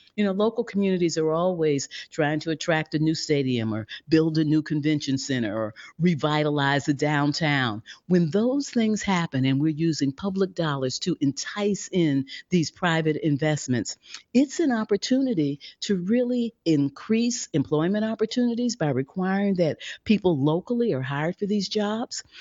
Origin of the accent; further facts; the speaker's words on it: St. Louis, Missouri, United States; I grew up in a segregated Saint Louis, Missouri